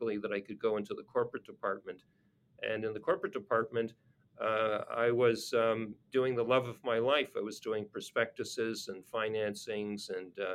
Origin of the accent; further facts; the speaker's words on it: Montreal, Quebec, Canada; I grew up in Montreal